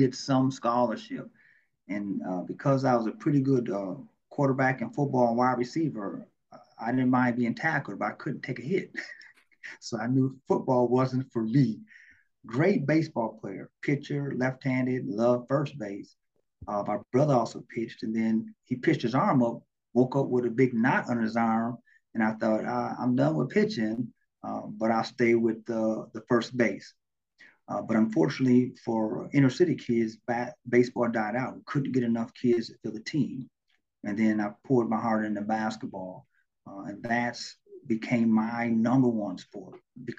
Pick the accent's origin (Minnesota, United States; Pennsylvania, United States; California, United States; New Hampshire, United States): Minnesota, United States; Minneapolis; I'm born and raised in Minneapolis, Minnesota, North Minneapolis to be exact.